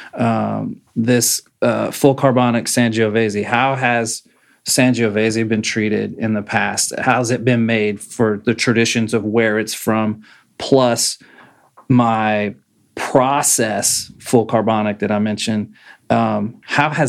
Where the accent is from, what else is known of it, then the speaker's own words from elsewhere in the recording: Texas, United States; This is where I'm living. I'm from Texas.